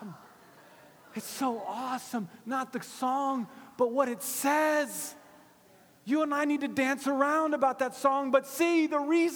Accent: Gainesville, United States; my hometown in Gainesville

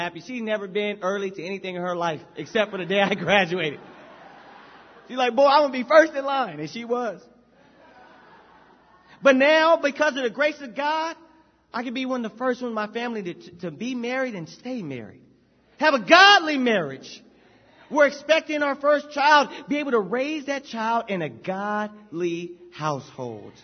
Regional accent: Anaheim, California, United States; I grew up in Anaheim, that's Orange County

